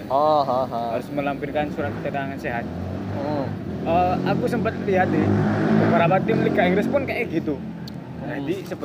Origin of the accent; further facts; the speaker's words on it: Madiun, East Java, Indonesia; Madiun Bu.